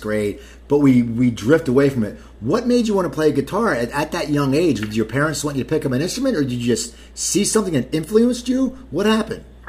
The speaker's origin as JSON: {"language": "English", "town": "Cherry Hill", "region": "New Jersey", "country": "United States", "said": "I'm from Cherry Hill."}